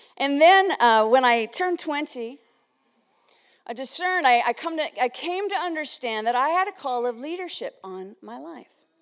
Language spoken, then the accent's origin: English; Winnipeg, Manitoba, Canada; moved away; I'm from another part of Canada. I was originally from Winnipeg